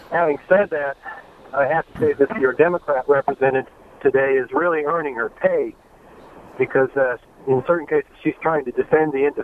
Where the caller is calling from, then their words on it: Columbus, Ohio, United States; I'm from Columbus.